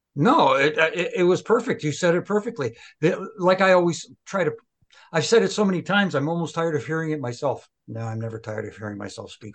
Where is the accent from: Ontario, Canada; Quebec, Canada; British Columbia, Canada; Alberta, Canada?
Quebec, Canada; Montreal; in my hometown